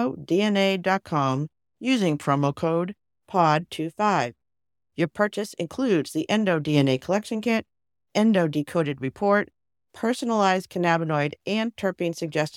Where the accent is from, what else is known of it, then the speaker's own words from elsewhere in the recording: Massachusetts, United States; we're from Massachusetts